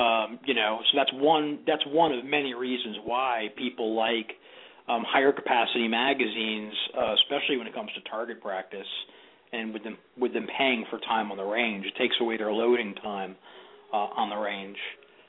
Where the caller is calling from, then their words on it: Tampa, Florida, United States; I'm calling from Tampa, Florida.